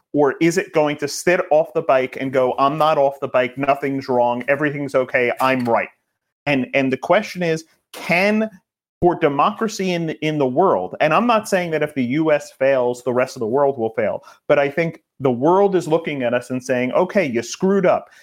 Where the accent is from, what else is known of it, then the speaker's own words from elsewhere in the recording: New York, United States; I'm a New Yorker